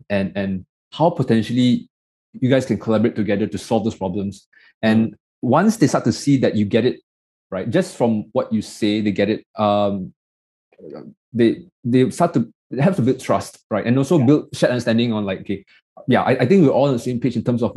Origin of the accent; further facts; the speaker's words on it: Malaysia; I'm this nobody from Malaysia that came